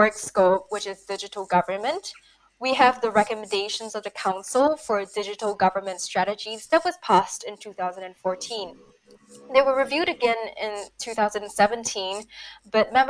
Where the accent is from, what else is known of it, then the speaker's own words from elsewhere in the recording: Singapore; now in Paris, France; I've spent my early years growing up in Singapore